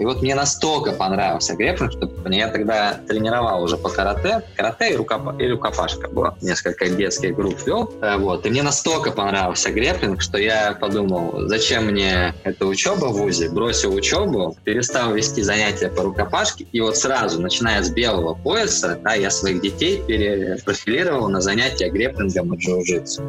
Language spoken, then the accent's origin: Russian; Belgorod, Belgorod Oblast, Russia; moved away as an adult; now in Saint Petersburg, Russia; Из Белгорода